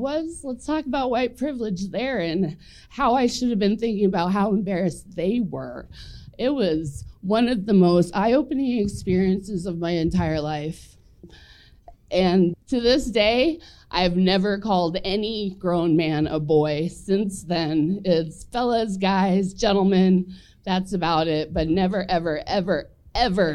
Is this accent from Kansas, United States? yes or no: yes; Junction City, Kansas, United States; moved away as an adult; also born or lived in Denver, Colorado; I grew up in Junction City, Kansas, seconds outside of Fort Riley, Kansas